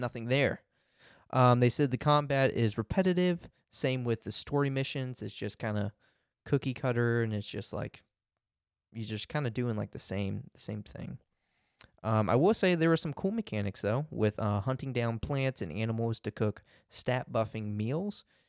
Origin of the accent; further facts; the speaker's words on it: United States; I'm such an American